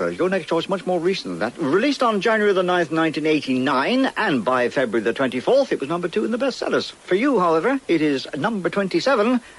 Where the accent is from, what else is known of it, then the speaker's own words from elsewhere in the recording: Fairford, South West England, United Kingdom; Well, I'm from Fairford, but it's near Cirencester.